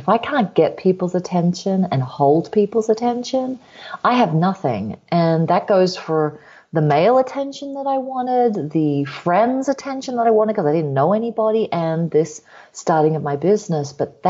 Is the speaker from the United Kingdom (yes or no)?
no; Australia; moved away; Yeah, well, I'm originally from Australia. Some of you could probably hear the half and half accent there. After this 2 month trip, I will be sounding a lot more Australian just overnight.